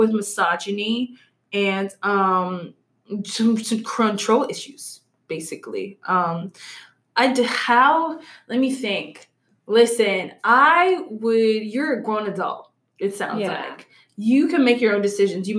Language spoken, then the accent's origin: English; Louisiana, United States; I'm from Louisiana